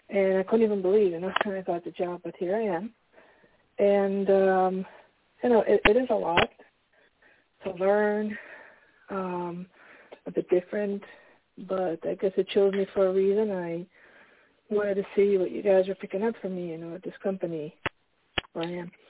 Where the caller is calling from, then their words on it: Pennsylvania, United States; calling from Pennsylvania. Good evening.